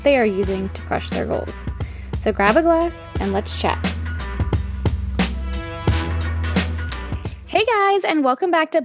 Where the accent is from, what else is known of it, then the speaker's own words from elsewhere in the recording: right outside of New Orleans, Louisiana, United States; I grew up right outside of New Orleans, and you know, we were there for Katrina and all